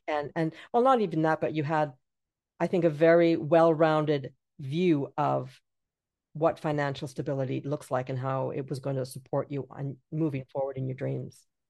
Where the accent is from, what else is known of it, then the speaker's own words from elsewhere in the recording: Jamaica; moved away; also born or lived in England; I'm from Jamaica